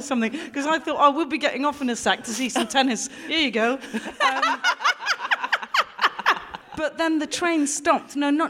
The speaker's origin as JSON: {"language": "English", "town": "Gloucester", "region": "South West England", "country": "United Kingdom", "said": "I'm from Gloucester."}